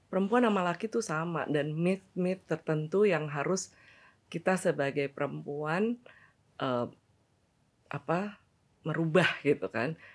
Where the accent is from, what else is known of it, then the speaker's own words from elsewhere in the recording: Bandung, West Java, Indonesia; also born or lived in Cirebon; dari Cirebon terus ke Bandung. Meskipun gue lahir di Bandung